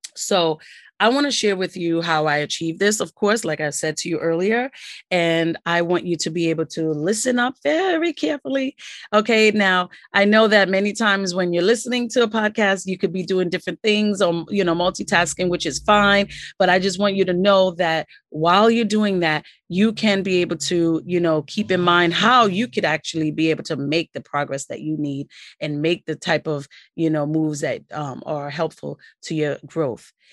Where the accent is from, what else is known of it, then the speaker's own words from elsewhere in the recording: New York City, New York, United States; also born or lived in Queens, New York City; I'm from New York City, as you know. Born and raised, um, live in New York City, and I'm from Brooklyn